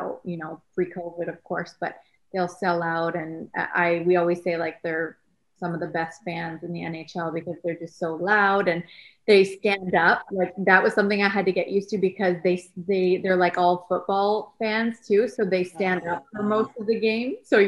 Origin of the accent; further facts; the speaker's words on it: Canada; now in Columbus, United States; I'm Canadian, so I definitely grew up with hockey around me